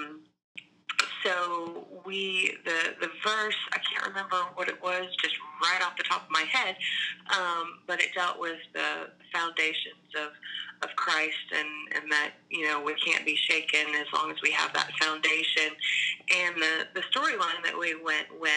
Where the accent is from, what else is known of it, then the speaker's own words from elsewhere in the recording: Atlanta, Georgia, United States; moved away as an adult; also born or lived in Alabama; I grew up in Atlanta